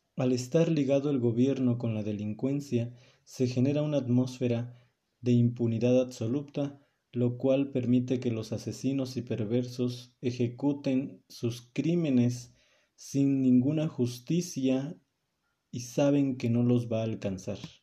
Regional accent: Mexico; como mexicano

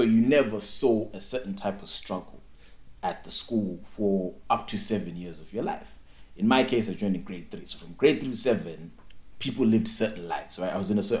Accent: Bulawayo, Zimbabwe; born or raised there

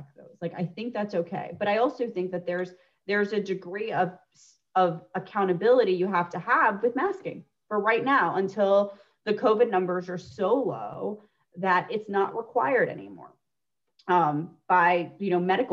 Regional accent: United States; moved away; I grew up 30 minutes outside of Yankee Stadium

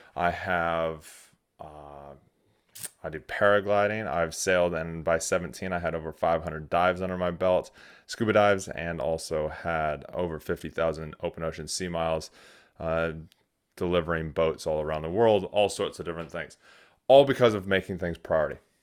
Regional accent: United States; now in New Zealand; I am an American

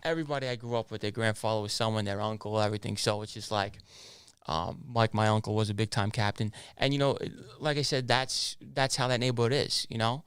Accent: New York City, New York, United States; also born or lived in Canarsie, Brooklyn / Ozone Park, Queens / Howard Beach, Queens; I was born in Canarsie, Brooklyn. Uh, I moved out of Canarsie when I was about eight to ten years old. I moved over to Oslum Park, Queens, and then over to Howard Beach, Queens

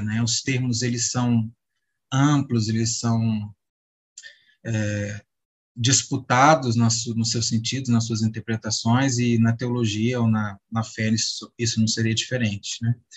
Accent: Minas Gerais, Brazil; sou de Minas

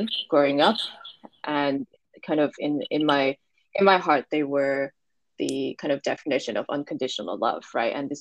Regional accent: Hong Kong; also born or lived in New Jersey, United States; so I was born and raised in Hong Kong and left. So I was here until I was 15 and I went to the States for high school and then came back after high school when I was 19

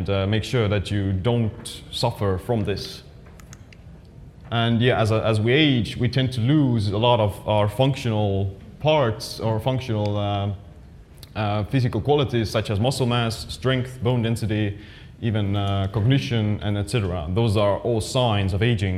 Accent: Estonia; I'm actually from Estonia

